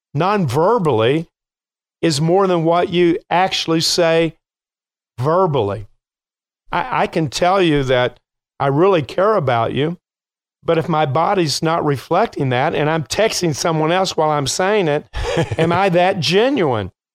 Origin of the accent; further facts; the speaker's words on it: Kentucky, United States; now in Chicago, United States; I'm from Kentucky